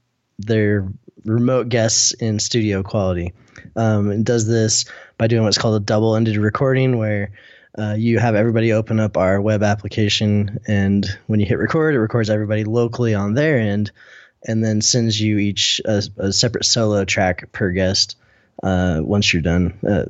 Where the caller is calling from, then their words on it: Salt Lake City, Utah, United States; I'm in Salt Lake City, Utah.